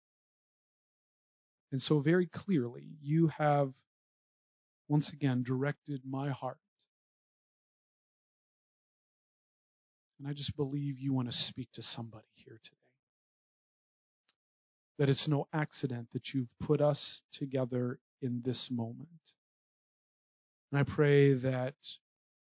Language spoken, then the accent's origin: English; Northern Indiana, United States; moved away as an adult; also born or lived in Springfield, Missouri / Illinois; I grew up in Northern Indiana, and it was the first time in my life I was called a Yankee.